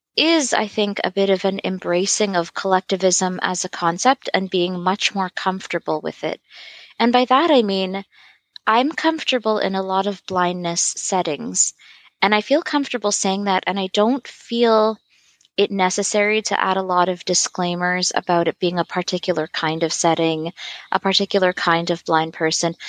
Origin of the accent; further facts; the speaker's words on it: Toronto, Ontario, Canada; I grew up in Toronto